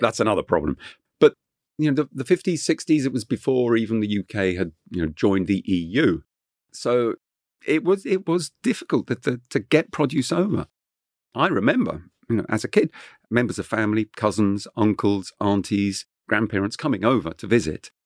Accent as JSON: {"language": "English", "area": "Kent", "region": "South East England", "country": "United Kingdom", "tie": "born or raised there", "first_language": "French", "second_language": "English", "said": "growing up in Kent, uh, w-, was just wonderful because it, it was in the countryside."}